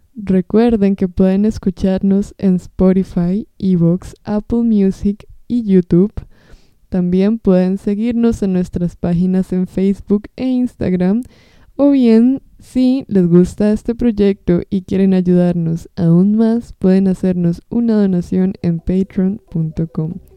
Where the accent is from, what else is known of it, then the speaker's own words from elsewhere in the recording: Costa Rica; soy costarricense